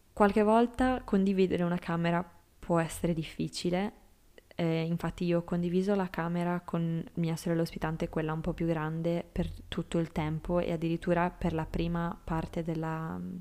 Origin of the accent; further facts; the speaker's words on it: Sardinia, Italy; moved away; il mio paese in Sardegna